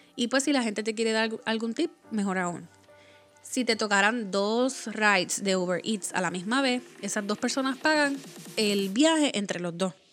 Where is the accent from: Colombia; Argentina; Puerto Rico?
Puerto Rico; moved away; Como Boricua afuera de la isla